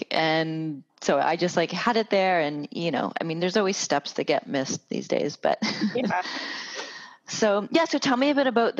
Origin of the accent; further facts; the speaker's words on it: Winnipeg, Manitoba, Canada; also born or lived in Halifax; now in Toronto, Canada; I'm not from Toronto, but I moved here and I had friends. I'm from Winnipeg and I was in Halifax before this. So still, you know, other places in Canada